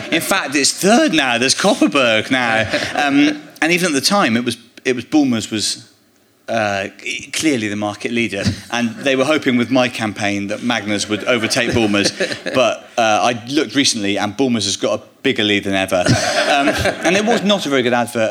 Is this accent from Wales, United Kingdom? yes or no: no; Bristol, South West England, United Kingdom; I grew up in Bristol